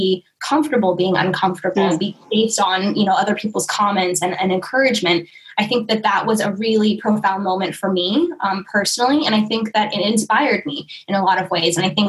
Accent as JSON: {"language": "English", "town": "Oakland", "region": "California", "country": "United States", "lives_now": "Hawaii, United States", "said": "because I came from East Oakland, California, and I was so involved in the movement out there, and after moving to Hawaii and being here for a year"}